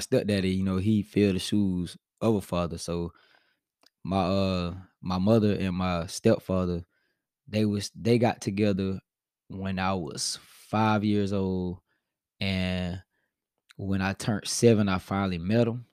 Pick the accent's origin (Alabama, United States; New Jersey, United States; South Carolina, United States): South Carolina, United States; Spartanburg; I'm from Spartanburg, South Carolina, and I came from a neighborhood called Park Hills